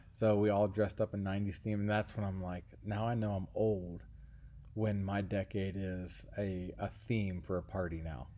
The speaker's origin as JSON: {"language": "English", "town": "Cincinnati", "region": "Ohio", "country": "United States", "tie": "born or raised there", "said": "my hometown is the University of Cincinnati"}